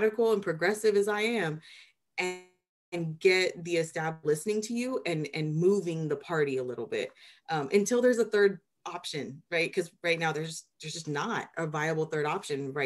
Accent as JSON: {"language": "English", "town": "Anaheim", "region": "California", "country": "United States", "tie": "born or raised there", "said": "I'm a kid from Anaheim, the Disneyland side"}